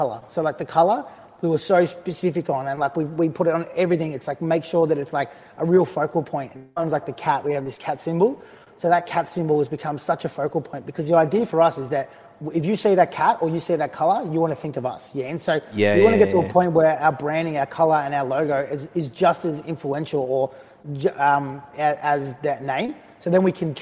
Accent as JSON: {"language": "English", "country": "Australia", "tie": "born or raised there", "said": "growing up in, as an Australian"}